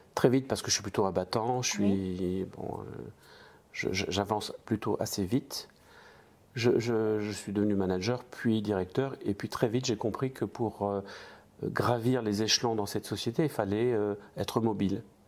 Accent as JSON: {"language": "French", "region": "the east of France", "country": "France", "said": "je viens de, de l'Est de la France. Je suis euh, né dans une famille de 11 frères et sœurs, de parents immigrés"}